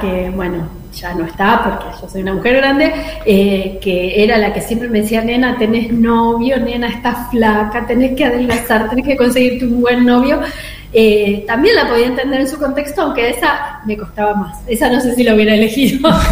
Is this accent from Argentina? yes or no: yes; Coronda, Santa Fe, Argentina; moved away; Coronda, que es el pueblo donde yo nací